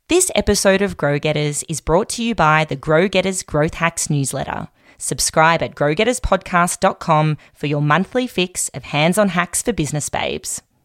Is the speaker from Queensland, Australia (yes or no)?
no; Melbourne, Victoria, Australia; she's also a fellow Melburnian like me